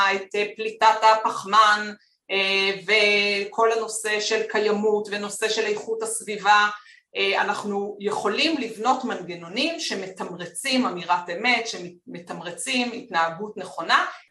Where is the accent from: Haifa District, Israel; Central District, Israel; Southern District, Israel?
Central District, Israel; Petah Tikva; אני גדלתי בפתח, בפתח תקווה